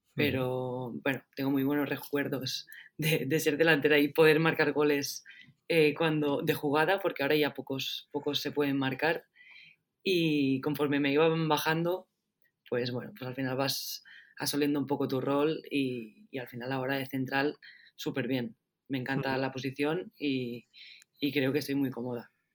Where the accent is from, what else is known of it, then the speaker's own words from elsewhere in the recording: Rubí, Catalonia, Spain; now in Barcelona, Spain; nací en Barcelona, pero he estado muchos años en Rubí y ahora vuelvo a estar otra vez en Barcelona.